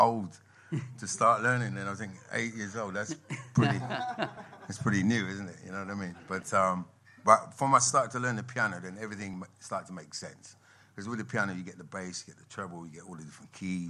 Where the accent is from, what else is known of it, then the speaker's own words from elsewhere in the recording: Canterbury, South East England, United Kingdom; I grew up in Canterbury